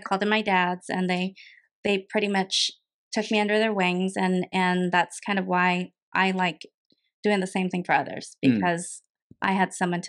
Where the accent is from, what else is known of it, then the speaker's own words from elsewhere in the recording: Hawaii, United States; moved away as an adult; also born or lived in Seattle, Washington; now in Portland, United States; So I was born and raised in Hawaii, and then when my husband from Washington came to Hawaii, I moved back with him. And then we came up, we were in Seattle for a while, and then we moved down to Portland